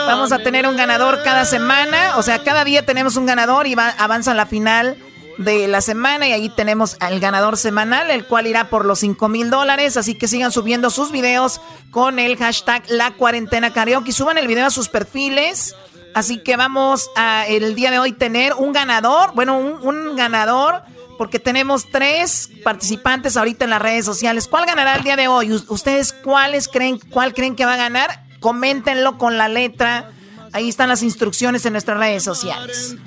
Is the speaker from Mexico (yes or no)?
yes; Mexico; somos mexicanos